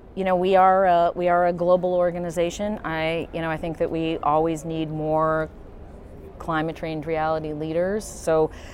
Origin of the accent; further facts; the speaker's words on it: United States; my home country of the United States